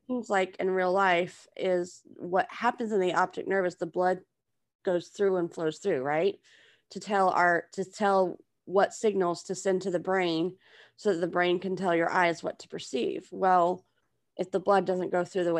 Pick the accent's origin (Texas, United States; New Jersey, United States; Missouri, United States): Texas, United States; moved away as an adult; now in Louisiana, United States; I was originally from Texas, and that's what I claim